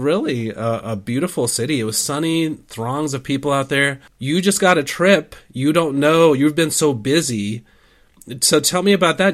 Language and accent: English; United States; I'm American